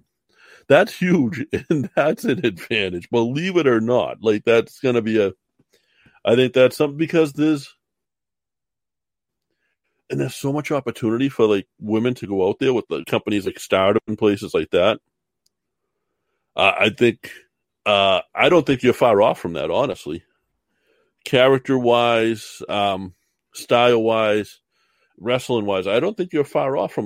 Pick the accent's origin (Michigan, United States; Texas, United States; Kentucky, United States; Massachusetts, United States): Massachusetts, United States; I'm from Massachusetts